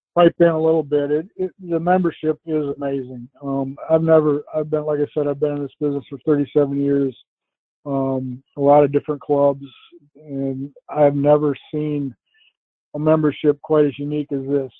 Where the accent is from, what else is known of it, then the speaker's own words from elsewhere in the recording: Traverse City, Michigan, United States; moved away as an adult; also born or lived in New York State / Maryland; now in Philadelphia area, United States; my hometown of Traverse City, Michigan